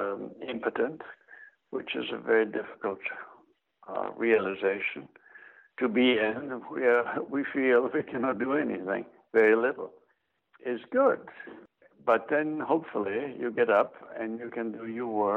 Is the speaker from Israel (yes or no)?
yes; Israel; moved away as an adult; now in Athens, Georgia, United States; having grown up in Israel